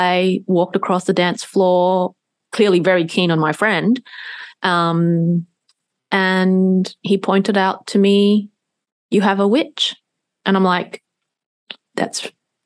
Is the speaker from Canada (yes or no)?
no; Singapore; since I was a little, very, very little girl, growing up in Singapore